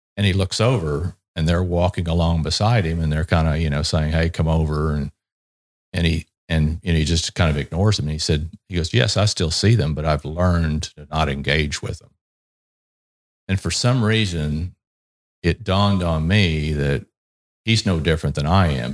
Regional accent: Texas, United States; I'm originally from Texas, Um, and, you know, being in Texas, growing up in Texas

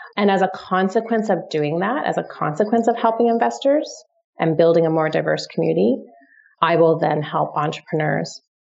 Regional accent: Toronto, Ontario, Canada; moved away as an adult; also born or lived in London, United Kingdom; I'm from Toronto originally.

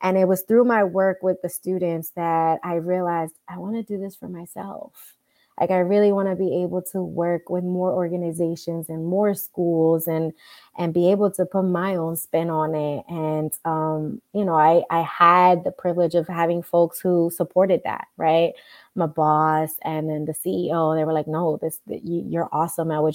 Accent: New York City, New York, United States; I grew up in the Bronx as well as uptown Manhattan, so like the Inwood area.

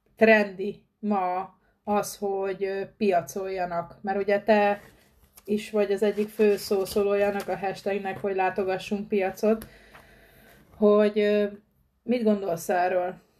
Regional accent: Pest, Hungary; Én is vidéki vagyok, Pest megyei vagyok ugyan, de, de egy kisebb községben lakok

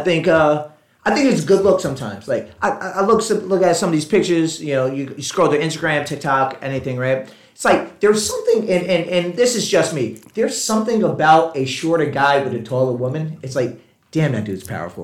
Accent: Puerto Rico; I'm Puerto Rican

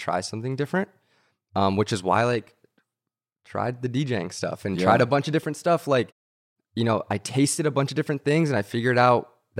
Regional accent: Santa Monica, California, United States; I did. Yeah. I grew up in Santa Monica.

